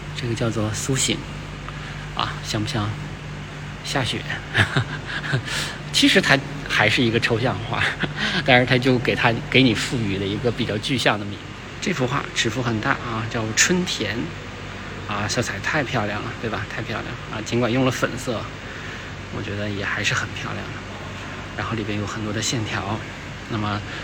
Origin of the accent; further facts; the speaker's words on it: China; 我们中国人